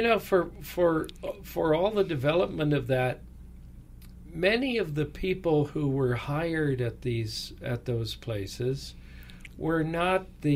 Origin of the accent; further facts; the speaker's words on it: California, United States; spent much of my boyhood after his retirement here in California, where we came to California